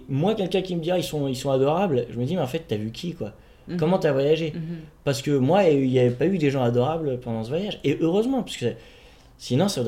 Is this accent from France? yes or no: yes; Paris, Île-de-France, France; born there; Bon, moi je suis né à Paname aussi, c'est la différence.